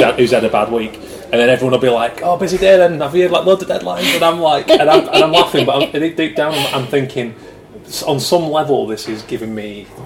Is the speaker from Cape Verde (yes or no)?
no; Yorkshire and the Humber, United Kingdom; accent: Yorkshire; I hope you like a Yorkshire accent, because if not, I've kind of got a hard time changing it